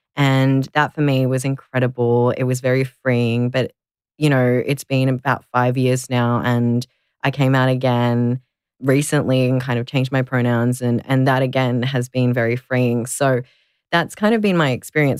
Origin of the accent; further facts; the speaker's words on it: Melbourne, Victoria, Australia; I grew up here in Nam in Melbourne, and I've never really left